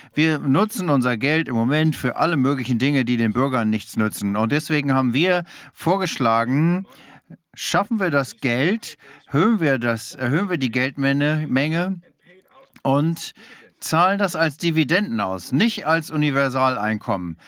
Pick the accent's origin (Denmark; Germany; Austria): Denmark; German is a second language; Ich bin Däne